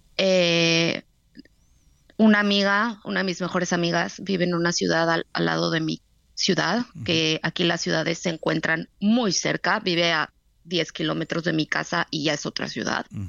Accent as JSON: {"language": "Spanish", "country": "Mexico", "moved": "yes", "said": "somos mexicanos"}